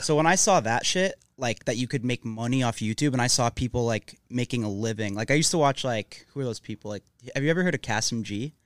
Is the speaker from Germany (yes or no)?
no; Mississauga, Ontario, Canada; moved away as an adult; now in Los Angeles, United States; I'm from Mississauga, which is like 20 minutes outside Toronto. Um, that's where I grew up.